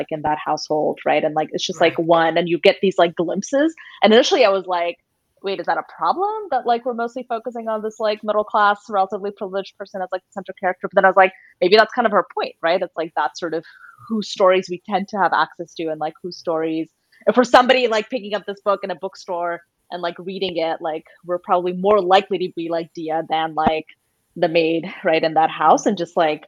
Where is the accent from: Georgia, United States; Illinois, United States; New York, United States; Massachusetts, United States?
New York, United States; New York City; I was a brown immigrant child growing up in New York City